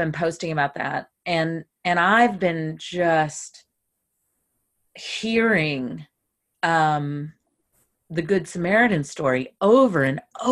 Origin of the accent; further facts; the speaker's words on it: the South, United States; I grew up in the South where the conversation was states' rights and still is, by the way, states' rights.